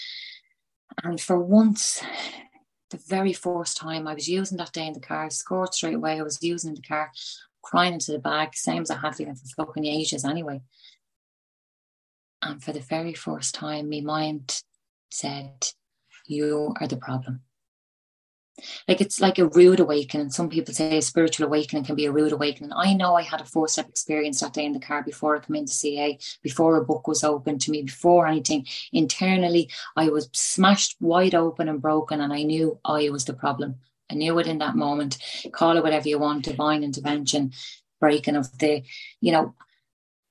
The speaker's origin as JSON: {"language": "English", "town": "Dublin", "region": "Leinster", "country": "Ireland", "moved": "yes", "lives_now": "Tipperary, Ireland", "said": "I am from Dublin, but I live in Tipperary."}